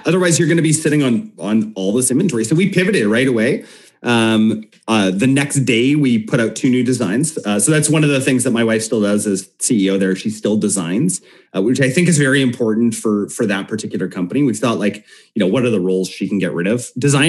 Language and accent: English; Canada; And we're predominantly Canadian too, so we're just like naturally apolitical.